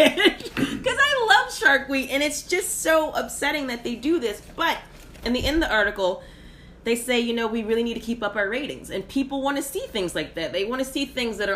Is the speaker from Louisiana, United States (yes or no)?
yes; Louisiana, United States; I'm from Louisiana